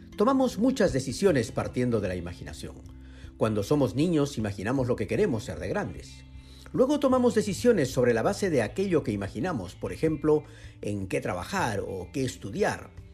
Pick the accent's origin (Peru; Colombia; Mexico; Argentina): Peru; como peruano